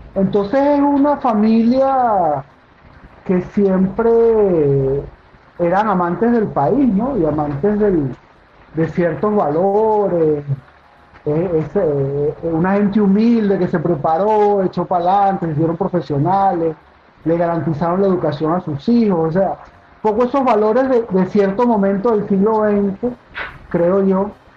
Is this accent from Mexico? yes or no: no; Caracas, Capital District, Venezuela; also born or lived in Maturín, Venezuela; Yo nací en Maturín, como, como te comenté. Pero nací muy pequeño, ya me, me mudé a Caracas.